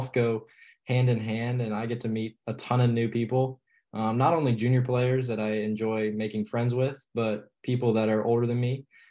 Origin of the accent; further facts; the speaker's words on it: Charleston, South Carolina, United States; also born or lived in Bristol, Virginia; I live in Charleston now, but I was not born here. I was born in Southwest Virginia